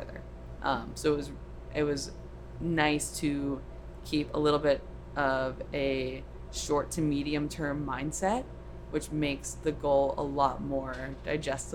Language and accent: English; Orlando, Florida, United States; moved away; also born or lived in California / Boston; I grew up in Florida in Orlando and then went out to California and got to Boston